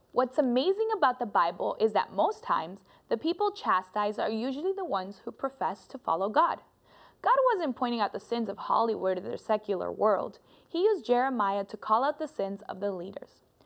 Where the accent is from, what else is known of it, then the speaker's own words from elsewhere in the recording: Colombia; moved away; I am also from Colombia